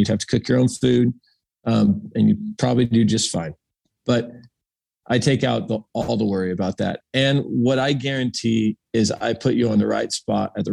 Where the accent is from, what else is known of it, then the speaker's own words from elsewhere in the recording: United States; I'm an American.